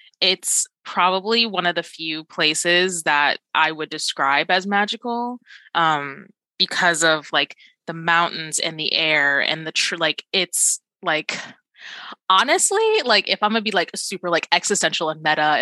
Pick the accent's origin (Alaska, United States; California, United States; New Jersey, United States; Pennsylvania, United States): Alaska, United States; moved away as an adult; also born or lived in Georgia, United States; now in Australia; I grew up in Alaska. And for a really, really good chunk of my life.